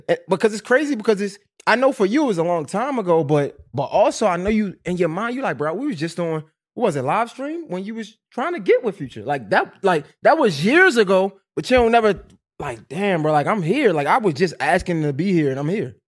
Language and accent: English; Baltimore, Maryland, United States; I'm on Fulton. I'm over west, right? I'm from over west